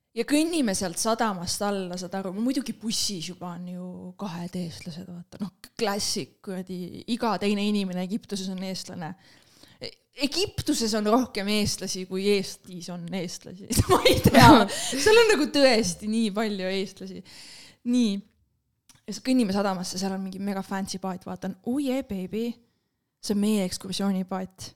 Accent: Estonia; me oleme eestlased

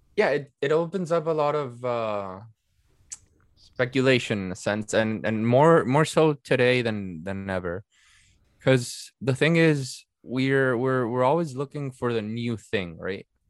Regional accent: Venezuela; moved away as an adult; also born or lived in Netherlands; I was born and raised in Venezuela. I'm a half Italian. I studied, uh, in the Netherlands for almost three years

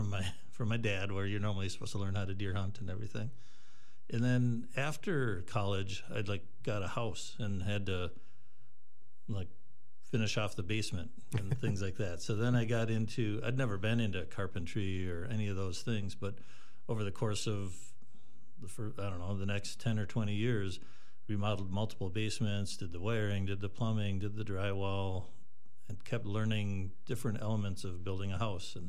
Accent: Madison, Wisconsin, United States; moved away as an adult; now in Rhinelander, United States; I grew up outside Madison.

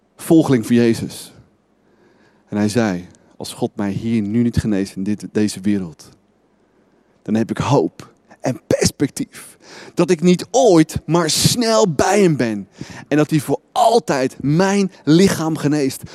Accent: Netherlands

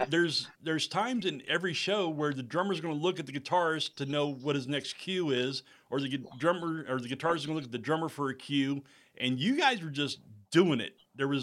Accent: Kansas City, United States; Well, see, I'm actually from Central Kansas. Well, I grew up in Kansas City and I moved out to Central Kansas.

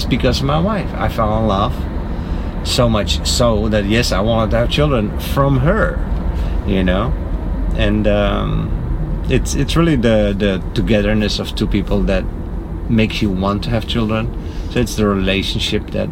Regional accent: Netherlands; In my country, I'm from the Netherlands

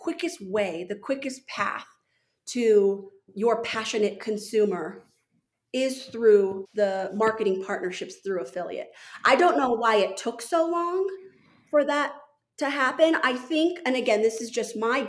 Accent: Santa Fe, New Mexico, United States; moved away; also born or lived in Washington, D.C. / Park City, Utah; I grew up in Santa Fe, New Mexico

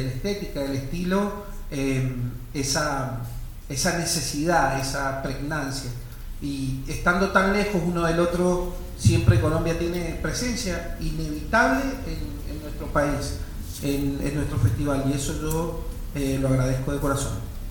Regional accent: Mendoza, Argentina; nosotros somos de Mendoza

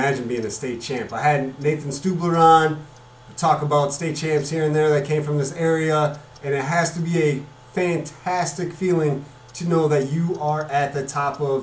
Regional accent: Janesville, Wisconsin, United States; moved away; also born or lived in northern Illinois (Rockford area) / Carbondale, Illinois; I was born in Janesville, Wisconsin

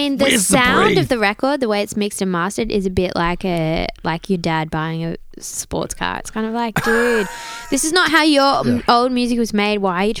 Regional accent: Australia; also born or lived in New York; I'm Australian.

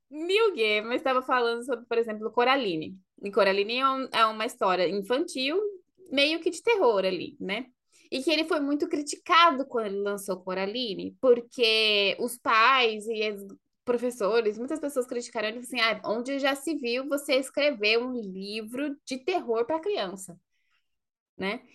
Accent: Brazil; now in Sweden; nasci no Brasil

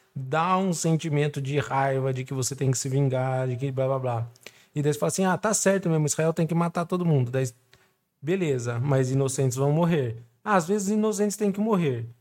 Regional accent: Brazil; Eu, como brasileiro

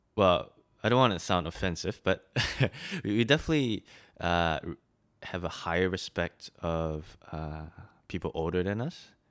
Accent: Malaysia; also born or lived in Shanghai, China; now in Australia; I'm from Malaysia. Um, yeah, and I've grew up there half my life, but, um, half my life somewhere else

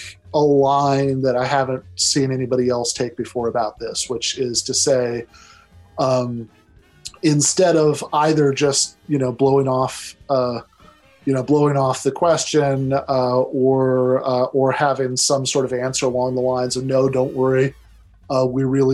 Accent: East Lansing, Michigan, United States; where I grew up in East Lansing, Michigan

